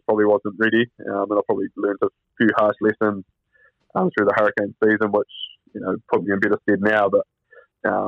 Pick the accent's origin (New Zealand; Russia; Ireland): New Zealand; West Coast; moved away; I'm from Buller